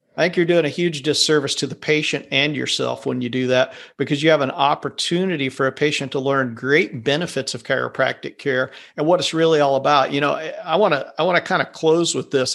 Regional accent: Kansas, United States; I'm from Kansas.

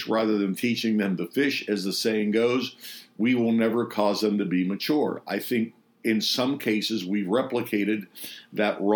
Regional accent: Pittsburgh, Pennsylvania, United States; Pittsburgh, my hometown

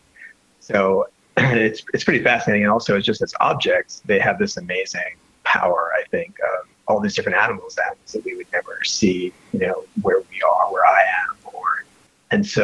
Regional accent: New York City, New York, United States; also born or lived in Lower East Side, New York City; I grew up in Brooklyn, but I've been living on the Lower East Side for the last 7 or 8 years.

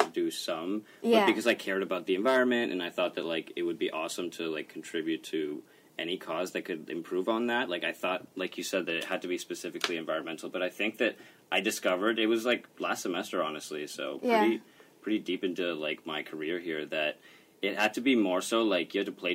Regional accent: Florida, United States; moved away as an adult; now in Los Angeles, United States; I'm from Florida originally

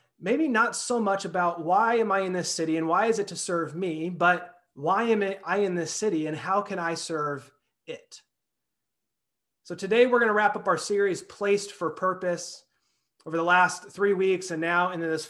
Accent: Clovis, California, United States; also born or lived in Salt Lake City / New York / Sacramento; now in Fresno, United States; I grew up in Clovis. I now live in Fresno.

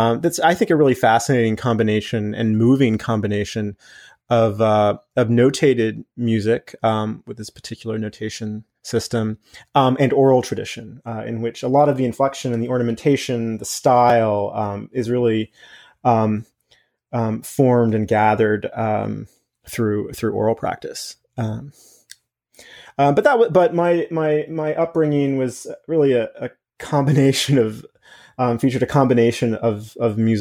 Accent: North Carolina, United States; I grew up in North Carolina myself, on a farm southeast of Charlotte

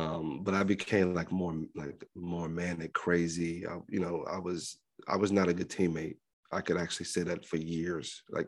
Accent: Libya; moved away; my first, like, 2 or 3 years after I came from Libya, it was very hard.

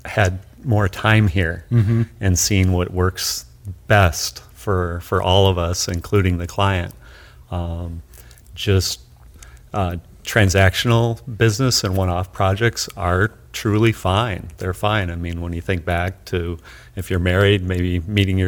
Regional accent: United States; as an American

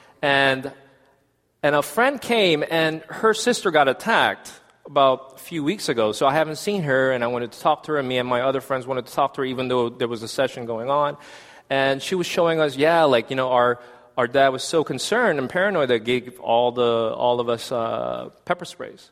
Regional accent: South Korea; now in United States; I'm South Korean. But I am American citizen

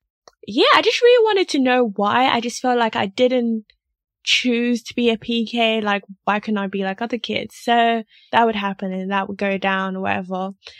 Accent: Lagos, Nigeria; my parents are Nigerian, I'm Nigerian, but they moved to Nigeria as missionaries. So missionaries technically, but they were in their home country. So I grew up in Lagos, Nigeria

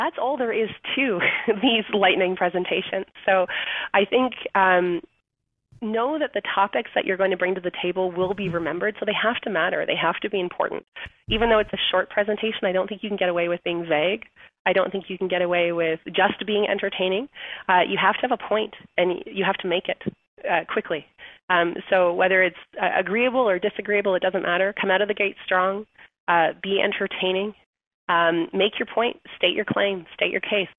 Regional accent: Canada; We're Canadian

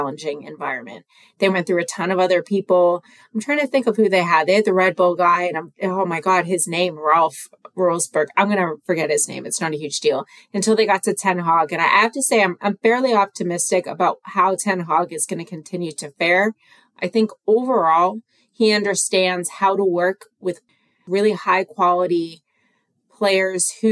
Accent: United States; I am an American woman

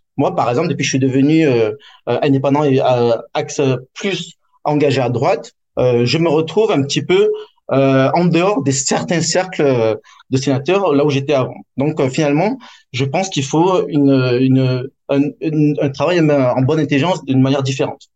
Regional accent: France; now in Hong Kong; En tant que Français étranger

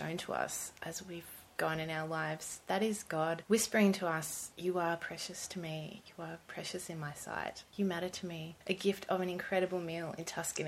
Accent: Gold Coast, Queensland, Australia; I grew up on the Gold Coast mainly, sunny Gold Coast, not much winter on the Gold Coast.

